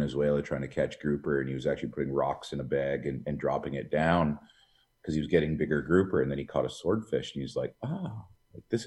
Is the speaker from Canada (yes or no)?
yes; West Coast, Canada; moved away; Growing up in the West Coast